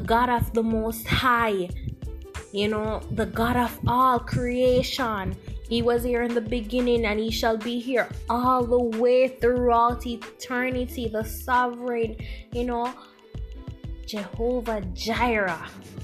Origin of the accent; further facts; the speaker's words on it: Jamaica; accent: Jamaican; I'm Jamaican, by the way. You'll hear my accent if you haven't picked it up as yet.